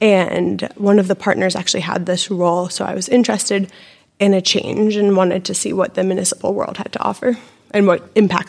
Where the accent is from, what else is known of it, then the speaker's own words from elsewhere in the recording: Annapolis, Maryland, United States; moved away as an adult; also born or lived in Western Massachusetts / Illinois; now in Lancaster, United States; I did grow up in a sailing family in Annapolis, Maryland. So we spent our summers on the Chesapeake Bay